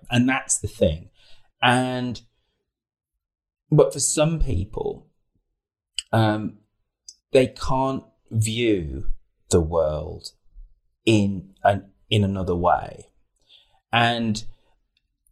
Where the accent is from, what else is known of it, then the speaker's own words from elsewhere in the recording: Birmingham, West Midlands, United Kingdom; moved away as an adult; also born or lived in Worthing / Winchester; I grew up in Birmingham